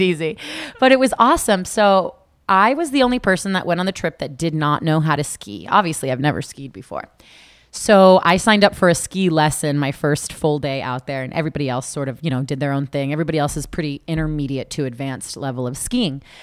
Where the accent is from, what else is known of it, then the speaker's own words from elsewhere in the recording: South Florida, United States; also born or lived in Tallahassee, Florida; I was born and raised in South Florida